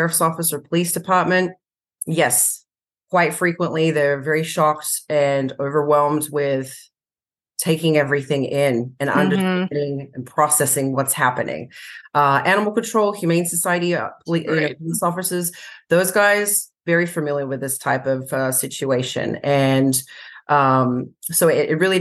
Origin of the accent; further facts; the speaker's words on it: Australia; moved away as an adult; also born or lived in San Diego County, California; now in United States; I was born and raised in Australia. So I worked for the Sydney RSPCA in Australia